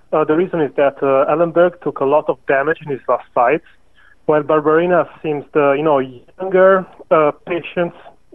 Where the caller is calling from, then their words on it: Yorkshire and the Humber, United Kingdom; I'm nearby Leeds in England.